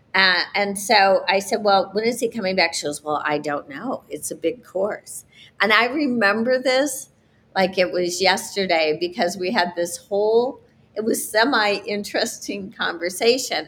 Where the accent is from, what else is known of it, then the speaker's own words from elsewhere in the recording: South Bend, Indiana, United States; I grew up in South Bend, Indiana